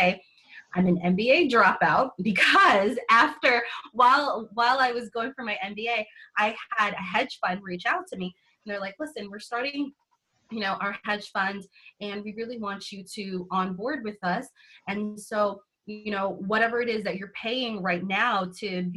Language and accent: English; New York City, New York, United States; So I actually grew up in New York City